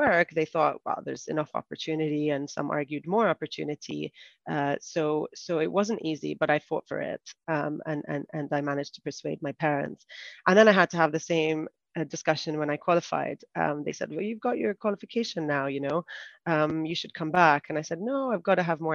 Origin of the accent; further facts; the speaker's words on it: Saudi Arabia; moved away as an adult; also born or lived in United Kingdom; now in United Arab Emirates; I grew up in Saudi Arabia and I studied in the UK